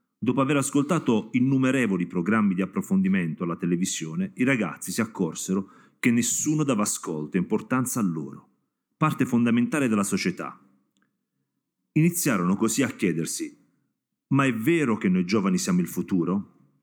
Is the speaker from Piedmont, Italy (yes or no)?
no; Apulia, Italy; da pugliese do gli accenti sbagliati e cognomi qua in zona